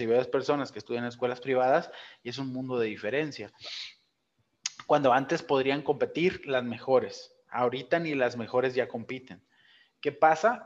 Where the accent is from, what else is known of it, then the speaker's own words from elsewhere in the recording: Ciudad Obregón, Sonora, Mexico; de donde yo soy ahí en Obregón